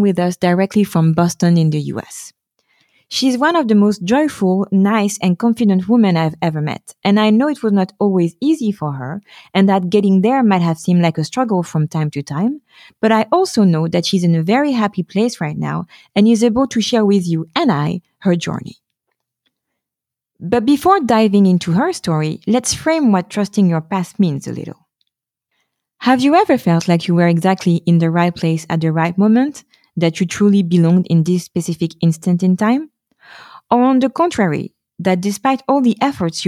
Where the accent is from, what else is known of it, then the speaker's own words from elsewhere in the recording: Paris, Île-de-France, France; moved away as an adult; now in Stockholm, Sweden; I was forced to start over in my hometown